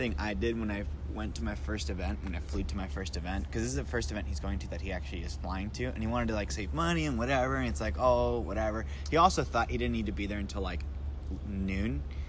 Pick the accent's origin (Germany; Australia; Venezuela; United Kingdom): Venezuela; Venezuela. Actually, I'll say it like this. Venezuela.